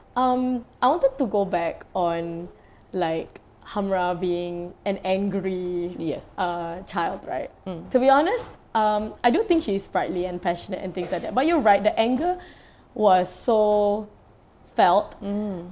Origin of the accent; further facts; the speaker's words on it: Singapore; as a Singaporean